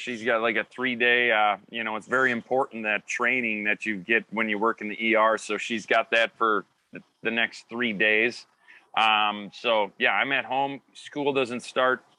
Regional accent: Faribault, Minnesota, United States; I grew up in Faribault, so we know that golf course like the back of our hands.

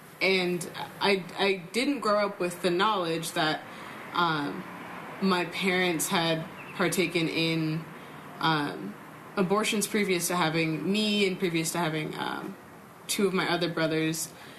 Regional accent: Southern California, United States; I grew up in Southern California. Where abortion is very accepted to the point where it's just not a conversation.

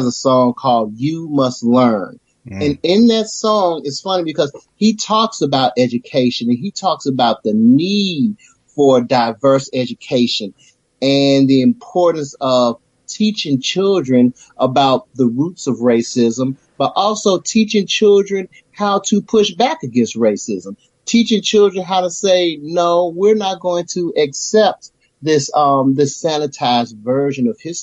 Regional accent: Memphis, Tennessee, United States; I'm from Memphis, Tennessee

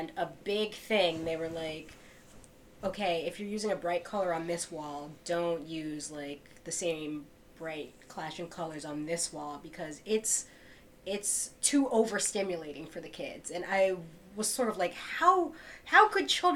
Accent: New York City, New York, United States; growing up in New York City, I feel like I was sort of sheltered

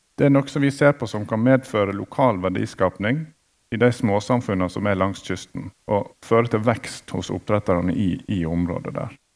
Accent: Hyllestad, Vestland, Norway; also born or lived in Bergen; Jeg er jo fra Hyllestad

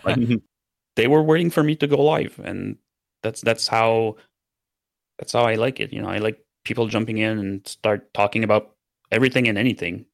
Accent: Canada; first language French; English is a second language; I'm a French Canadian, so my first language is French

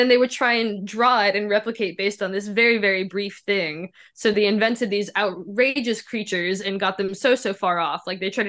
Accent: Memphis, Tennessee, United States; moved away; I grew up in Memphis. There's nothing scary there but cops.

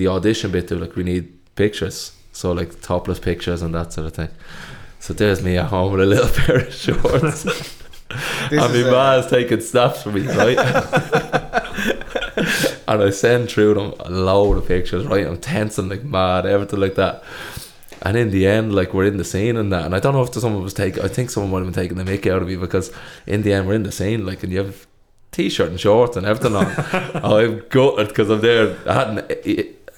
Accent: Dublin, Leinster, Ireland; we're from Dublin

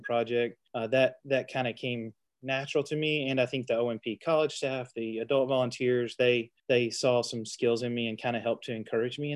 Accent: Cave City, Arkansas, United States; moved away as an adult; now in Paragould, United States; We grew up together in Cave City, which is not too far from Paragould, over near Batesville

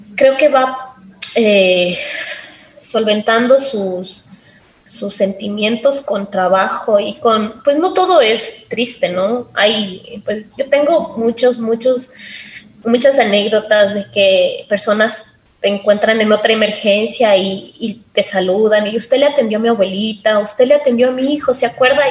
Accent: Quito, Pichincha, Ecuador; yo soy de aquí de Quito, desde pequeña quise ser médico

